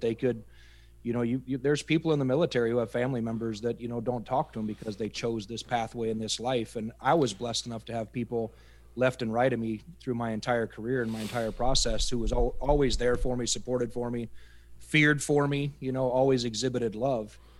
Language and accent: English; upper Iowa, United States; moved away as an adult; I grew up in the Midwest, uh, upper Iowa farm country.